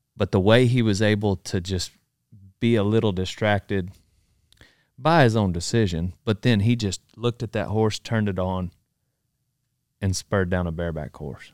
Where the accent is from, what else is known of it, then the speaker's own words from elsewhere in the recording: Memphis, Texas, United States; I grew up in Memphis, Texas.